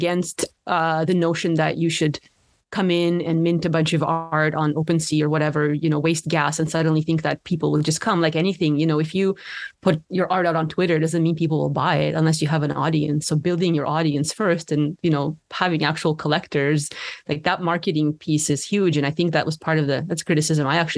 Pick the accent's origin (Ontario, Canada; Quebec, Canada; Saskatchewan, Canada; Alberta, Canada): Ontario, Canada; Ottawa; growing up in Ottawa